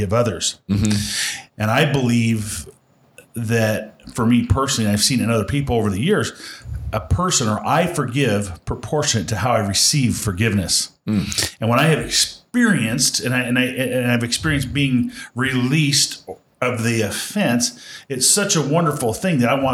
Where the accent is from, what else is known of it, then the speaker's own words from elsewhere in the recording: Western Nebraska, United States; I grew up in Western Nebraska